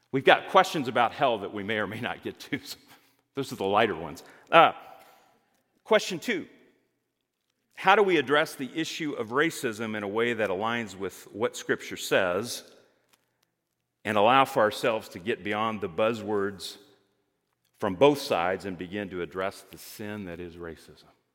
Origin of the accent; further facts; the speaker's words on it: Greenwood, Indiana, United States; I had the experience of growing up in Greenwood, Indiana